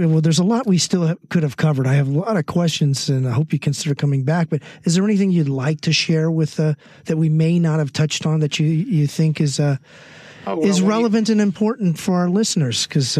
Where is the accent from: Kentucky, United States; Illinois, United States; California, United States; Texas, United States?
California, United States; San Mateo; San Mateo, California, my hometown.